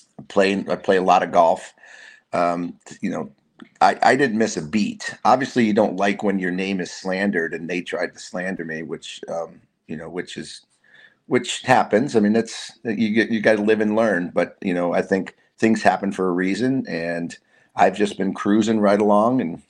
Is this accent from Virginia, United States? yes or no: no; Massachusetts, United States; Massachusetts, my home state.